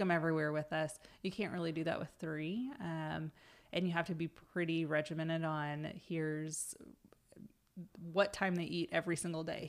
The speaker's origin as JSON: {"language": "English", "town": "Pawnee", "region": "Oklahoma", "country": "United States", "tie": "born or raised there", "said": "I grew up in Pawnee, which is a really tiny town up by Stillwater."}